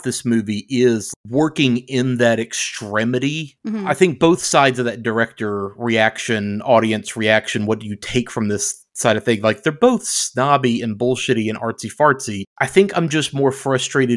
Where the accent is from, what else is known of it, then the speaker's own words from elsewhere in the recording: United States; I am American